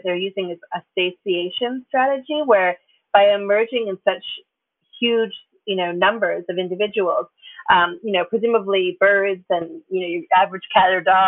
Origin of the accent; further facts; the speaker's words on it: Ontario, Canada; now in United States; I'm from Canada, I'm from Ontario